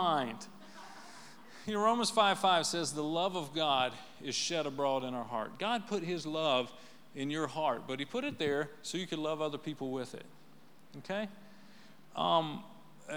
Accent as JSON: {"language": "English", "area": "right outside of Nashville", "region": "Tennessee", "country": "United States", "said": "Well, we're from right outside of Nashville."}